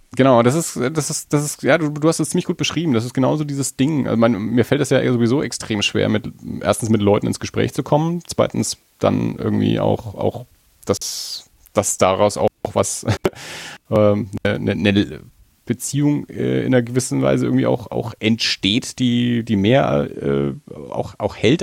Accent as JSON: {"language": "German", "area": "Franconia", "region": "Bavaria", "country": "Germany", "said": "als Franke"}